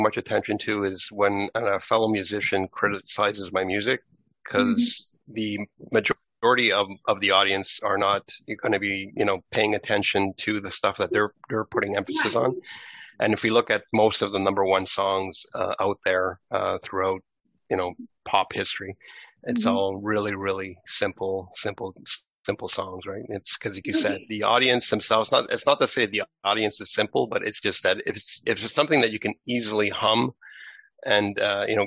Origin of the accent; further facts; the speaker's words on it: Canada; I was born in Canada.